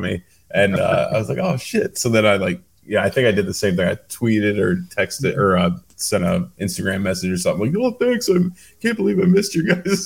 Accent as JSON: {"language": "English", "town": "Cleveland", "region": "Ohio", "country": "United States", "said": "I'm from Cleveland"}